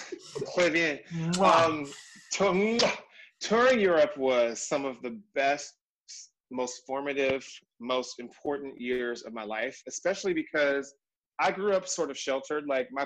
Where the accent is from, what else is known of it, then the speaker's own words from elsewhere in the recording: San Diego, California, United States; San Diego, so Southern Diego, California